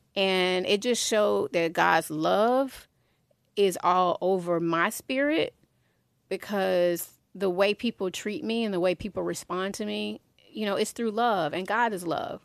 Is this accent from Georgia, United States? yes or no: yes; Atlanta, Georgia, United States; I had one community in Southwest Atlanta, right, growing up in the Swats